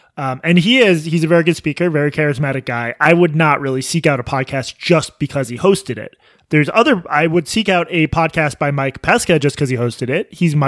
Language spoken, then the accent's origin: English; United Kingdom; I'm British.